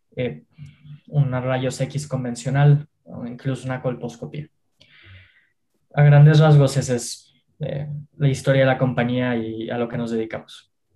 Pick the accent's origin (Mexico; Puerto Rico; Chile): Mexico; yo y mis socios somos jóvenes mexicanos